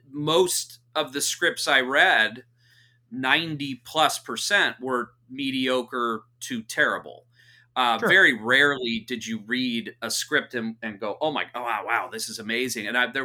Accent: Santa Cruz, California, United States; also born or lived in Orange County / Los Angeles; I was born in the Bay Area. So part of our, born in Santa Cruz. So we were raised half Santa Cruz, half in Southern California. So in and around Orange County, LA.

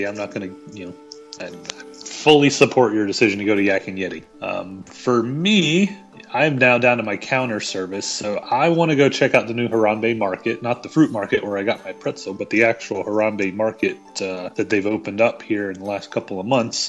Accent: the South, United States; I'm from the South.

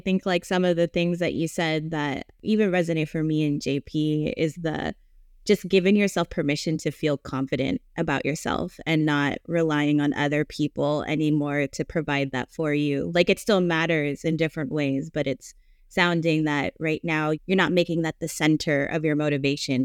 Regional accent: United States; I was born here in the States, but every summer we would go to the Philippines.

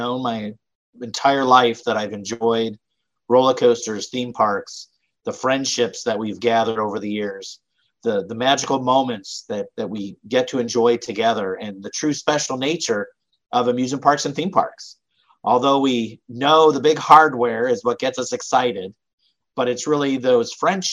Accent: Cleveland, Ohio, United States; I grew up in Cleveland, Ohio.

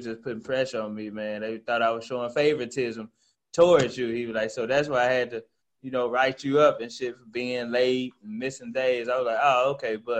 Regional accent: Memphis, Tennessee, United States; That's the zip code that I stayed in majority of my life here in Memphis

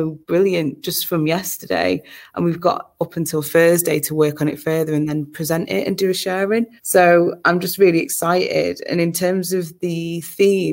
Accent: Manchester, North West England, United Kingdom; I'm so proud to be from Manchester

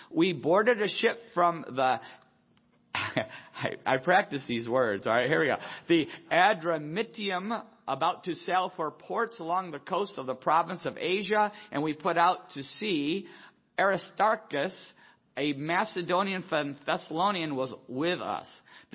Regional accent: Niagara Falls, New York, United States; And so he actually donated it to the Niagara Falls Aquarium, where I grew up near Niagara Falls.

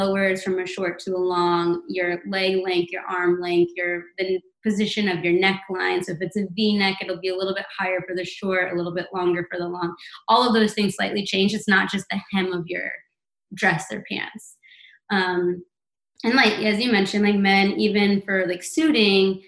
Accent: St. Louis, Missouri, United States; now in New York City, United States; I come to St. Louis, my hometown

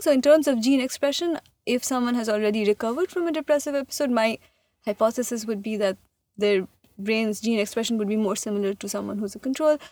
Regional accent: India; moved away as an adult; also born or lived in Massachusetts; I am from India and I did, like, I was born there, I grew up there, I did high school there

